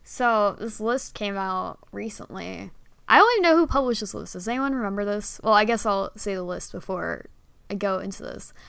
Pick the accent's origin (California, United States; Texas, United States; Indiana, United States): California, United States; Bay Area; also born or lived in San Diego; I moved so to the Bay Area when I was like in kindergarten